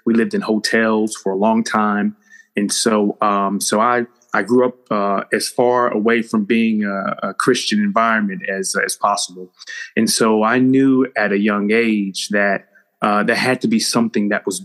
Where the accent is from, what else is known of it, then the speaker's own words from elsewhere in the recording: West Palm Beach, Florida, United States; now in Chapel Hill, United States; originally, I'm from West Palm Beach, Florida, and grew up in a two-parent home